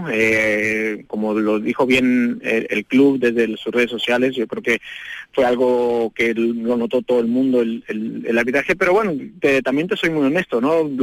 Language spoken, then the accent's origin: Spanish; Mexico; pero como mexicano me da gusto que venga a una de las mejores ligas del mundo